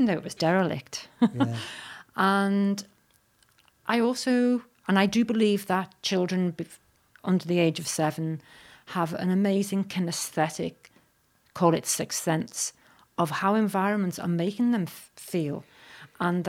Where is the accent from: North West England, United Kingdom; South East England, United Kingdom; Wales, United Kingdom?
North West England, United Kingdom; Liverpool; I'm originally from Liverpool